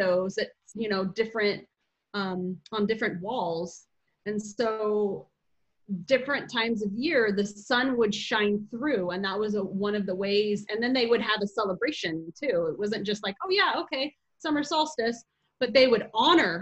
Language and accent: English; Arizona, United States; I grew up in Arizona